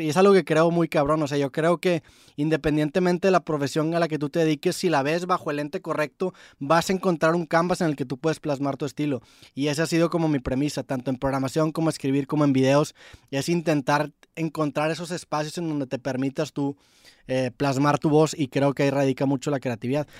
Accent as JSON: {"language": "Spanish", "town": "Monterrey", "region": "Nuevo León", "country": "Mexico", "said": "yo soy de Monterrey, tengo 28 años, este, yo toda mi secundaria pues eh, crecí escuchando"}